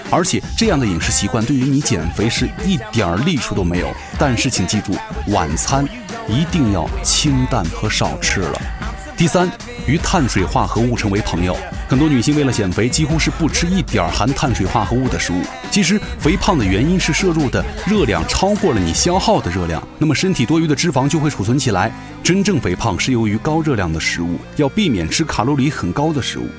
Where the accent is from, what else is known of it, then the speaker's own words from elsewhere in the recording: China; 对于我们中国人来说